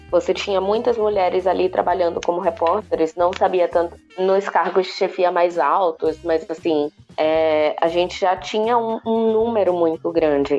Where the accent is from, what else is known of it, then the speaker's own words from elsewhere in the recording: Salvador, Bahia, Brazil; now in São Paulo, Brazil; eu venho de Salvador